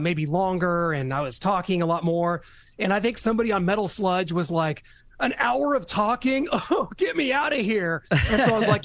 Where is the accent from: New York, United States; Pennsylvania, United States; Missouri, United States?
Missouri, United States; Kansas City; I am from Kansas City.